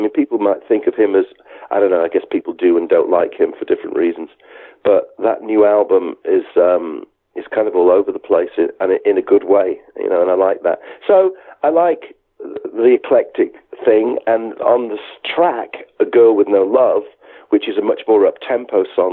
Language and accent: English; the Wirral, near Liverpool, North West England, United Kingdom; moved away; We grew up on the Wirral together, near Liverpool